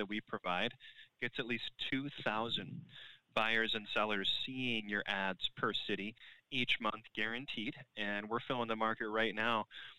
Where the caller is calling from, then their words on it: Phoenix, Arizona, United States; I'm calling from Phoenix.